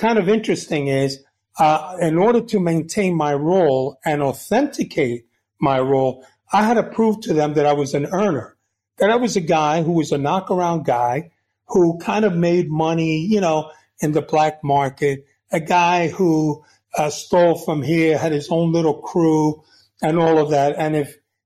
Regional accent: New York City, New York, United States; moved away; also born or lived in Havana, Cuba / Washington Heights; I was born in Havana, Cuba, and I came here when I was 9 years old. So I grew up in the Bronx

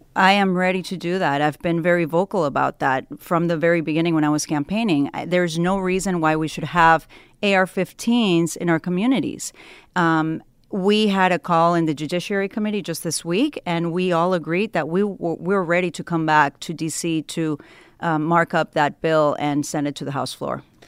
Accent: Ecuador; now in United States; I was born in Ecuador

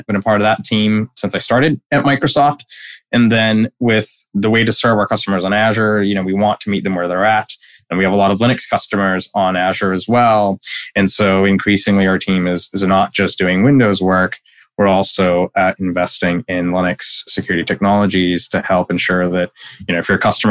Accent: Dhaka, Dhaka Division, Bangladesh; moved away as an adult; now in United States; I grew up in Dhaka, which is the capital

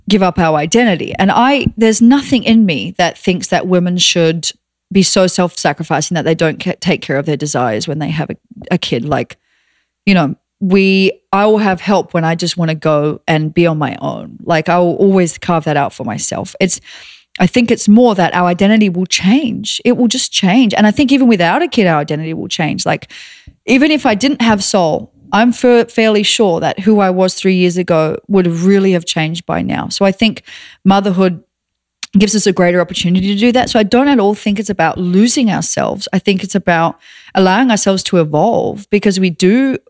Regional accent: Australia; moved away; I'm Australian

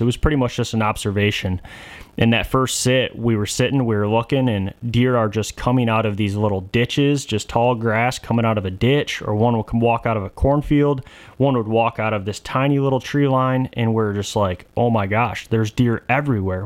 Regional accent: Michigan, United States; where we grew up in Michigan, it's woodlots and, you know, ag fields

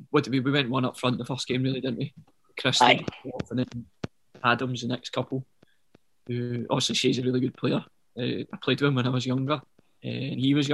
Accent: Yoker, Scotland, United Kingdom; now in Bearsden, United Kingdom; I grew up in Yoker.

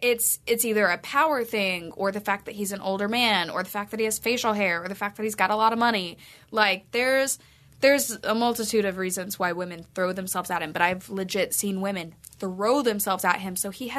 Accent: Southern United States, United States; we're both from the South.

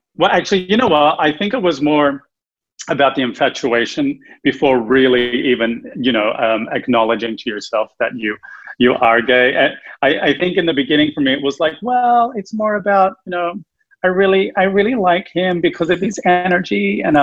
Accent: Australia; moved away as an adult; now in Los Angeles, United States; I'm originally from Australia

